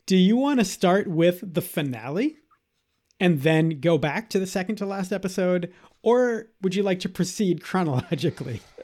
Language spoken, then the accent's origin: English; Boston, Massachusetts, United States; am a born and bred Bostonian